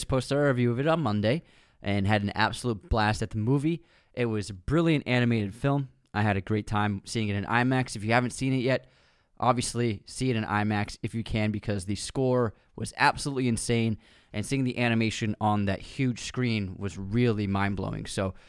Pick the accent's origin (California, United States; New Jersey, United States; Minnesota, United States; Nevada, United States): California, United States; Oakland; originally, like I'm from Oakland.